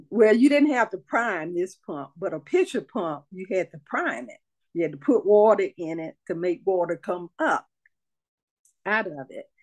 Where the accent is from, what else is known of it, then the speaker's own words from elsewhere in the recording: Gee's Bend, Alabama, United States; moved away as an adult; born in Gee's Bend, grew up there until I got 18 and married, and, and went off with my husband, traveled the world with him in the military.